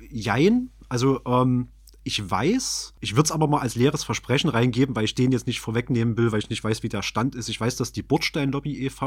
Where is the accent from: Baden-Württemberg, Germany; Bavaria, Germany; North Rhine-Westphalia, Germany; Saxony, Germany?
Saxony, Germany; Chemnitz; als Chemnitzer